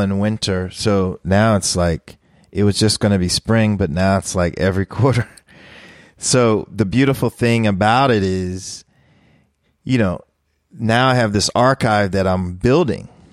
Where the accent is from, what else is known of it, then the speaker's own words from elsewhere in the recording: Philadelphia, Pennsylvania, United States; I grew up in Philly